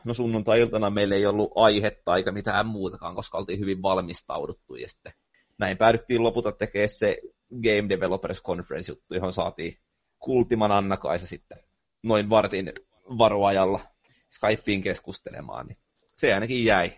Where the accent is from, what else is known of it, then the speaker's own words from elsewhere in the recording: Tampere, Pirkanmaa, Finland; accent: Tampere dialect; mä puhun tiettyä Tampereen murretta.